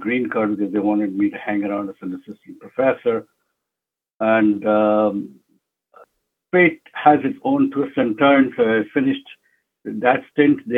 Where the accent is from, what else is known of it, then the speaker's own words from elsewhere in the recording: Jamshedpur, Jharkhand, India; also born or lived in Mumbai; now in United States; And then I was brought up in Jamshedpur, which is a town in eastern India